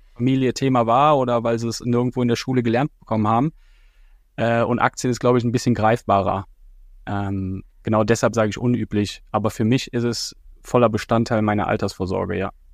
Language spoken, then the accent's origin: German; Düren, North Rhine-Westphalia, Germany; moved away as an adult; now in Nuremberg, Germany; in meiner Heimat, in Düren